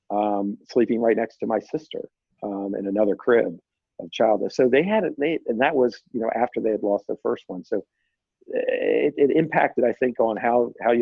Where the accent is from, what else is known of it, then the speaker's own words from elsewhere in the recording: Bowie, Maryland, United States; growing up in Bowie, Maryland, I lived with a lot of families, large families